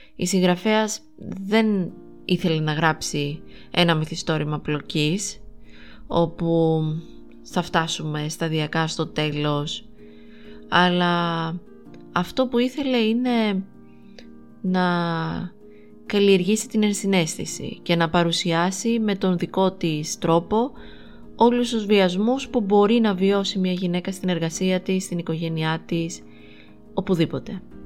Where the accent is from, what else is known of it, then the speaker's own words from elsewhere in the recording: Greece; εμείς ως Έλληνες αναγνώστες